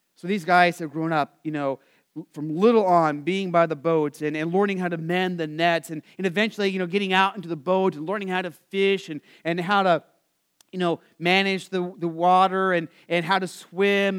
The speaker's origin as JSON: {"language": "English", "region": "Arizona", "country": "United States", "tie": "born or raised there", "said": "I grew up in Arizona"}